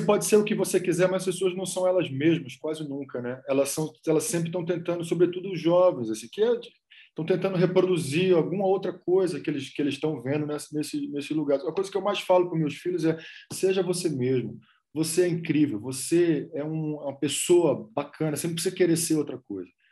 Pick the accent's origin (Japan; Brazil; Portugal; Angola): Brazil; Rodelas, Bahia; moved away as an adult; also born or lived in Salvador / Colombia / Los Angeles; a cidade onde meus pais nasceram, onde eu passei uma parte grande da minha vida, chama Rodelas